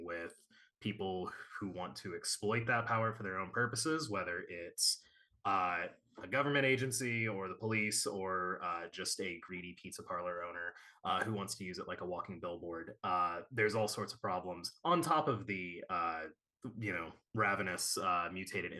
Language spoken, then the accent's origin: English; Chicago, Illinois, United States; I'm from Chicago.